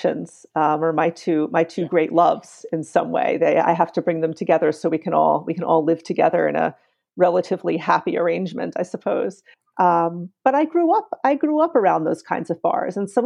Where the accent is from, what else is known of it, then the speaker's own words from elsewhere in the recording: New York City, New York, United States; I grew up on the Lower East Side. I grew up on Avenue